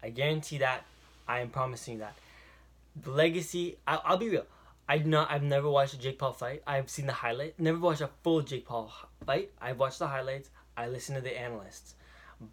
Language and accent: English; Toronto, Ontario, Canada; I am from Toronto, Canada